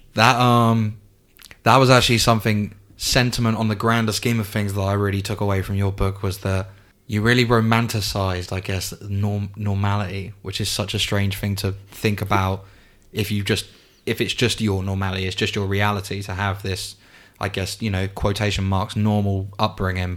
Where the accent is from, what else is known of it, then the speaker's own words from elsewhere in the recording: England, United Kingdom; I'm obviously English, but my dad's side of the family is Spanish